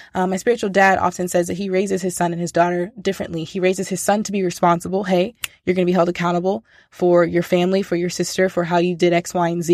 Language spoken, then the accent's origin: English; United States; I'm American, and I'm deeply American in that I speak one language and one language only.